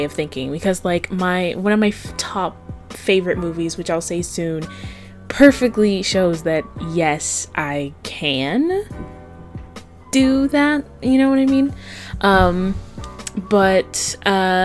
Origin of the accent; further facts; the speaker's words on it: Avon Park, Florida, United States; also born or lived in Kissimmee, Florida; I was born in Kissimmee, Florida, and I was raised in a little town called Avon Park, Florida